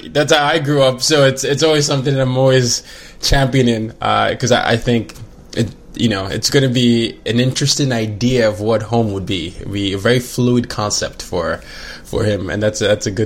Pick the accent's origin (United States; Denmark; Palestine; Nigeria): Nigeria; I'm like, I'm Nigerian, but I lived in this and this. But now I just say, you know, I'm a I'm a third culture kid.